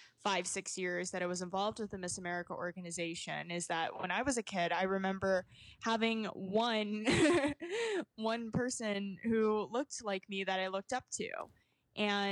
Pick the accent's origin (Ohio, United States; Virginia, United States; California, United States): Virginia, United States; Hampton; I was raised in Hampton, Virginia.